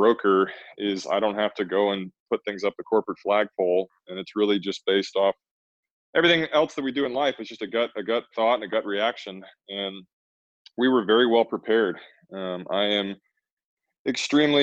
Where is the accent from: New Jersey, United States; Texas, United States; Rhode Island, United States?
Texas, United States; I'm a Texan through and through